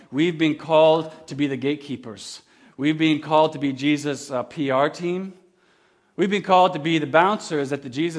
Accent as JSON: {"language": "English", "town": "Kamloops", "region": "British Columbia", "country": "Canada", "tie": "born or raised there", "also_born_or_lived": "Campbell River", "said": "When I was 5 years old, we moved from Campbell River to Kamloops, where I grew up most of my life"}